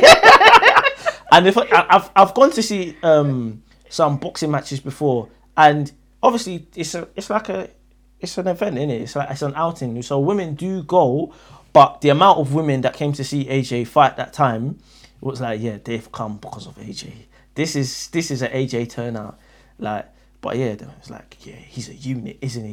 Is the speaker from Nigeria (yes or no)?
yes; Nigeria; I'm from Nigeria